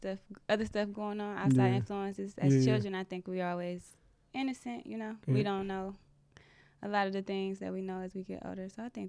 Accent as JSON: {"language": "English", "town": "Southfield", "region": "Michigan", "country": "United States", "tie": "born or raised there", "said": "I'm from Southfield. Southfield? Yep. Grew up on 9 Mile."}